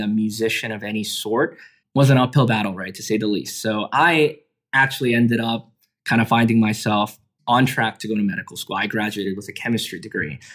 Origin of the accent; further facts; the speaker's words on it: Canada; middle school growing up in Canada